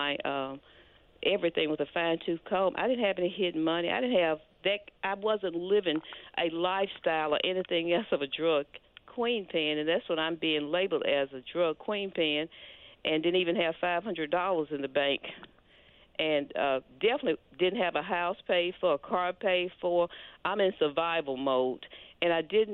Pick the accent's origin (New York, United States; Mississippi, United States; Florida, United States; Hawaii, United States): Mississippi, United States; Olive Branch; moved away as an adult; also born or lived in Memphis, Tennessee; I grew up at, in Olive Branch, Mississippi